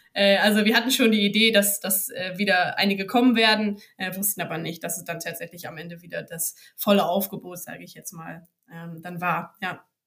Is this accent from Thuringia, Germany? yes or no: no; Bremen, Germany; moved away as an adult; now in Hamburg, Germany; als gebürtige Bremerin